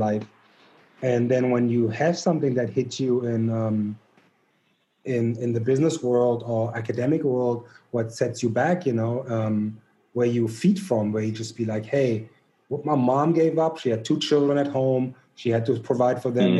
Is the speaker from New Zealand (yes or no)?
no; Germany; moved away as an adult; also born or lived in Missouri; now in United States; growing up in Germany